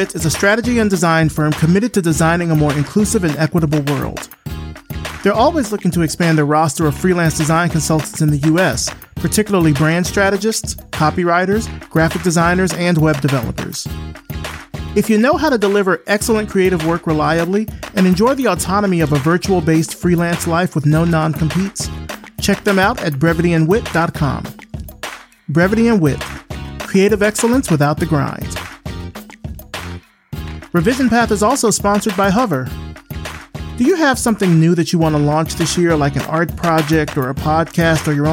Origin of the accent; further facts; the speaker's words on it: Selma, Alabama, United States; my hometown of Selma, Alabama.